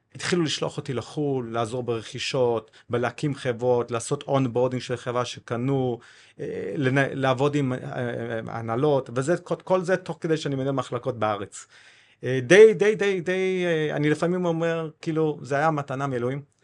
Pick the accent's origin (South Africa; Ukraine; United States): South Africa; Cape Town, Western Cape; Hebrew is a second language; moved away as an adult; also born or lived in Kibbutz Na'an, Israel / Haifa, Israel; now in Israel; אני בן 49, בדרום אפריקה, בקייפטאון